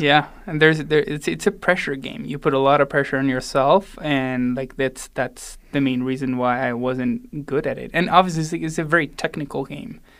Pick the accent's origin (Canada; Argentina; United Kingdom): Argentina; Salta; moved away as an adult; also born or lived in Buenos Aires, Argentina / Boulder, Colorado; now in Denver, United States; I was born in Buenos Aires and then raised all the way up north in Salta, almost in the border with, uh, Bolivia